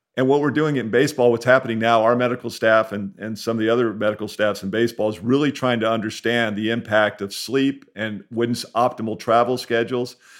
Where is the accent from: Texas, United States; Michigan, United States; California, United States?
California, United States; San Diego; growing up in San Diego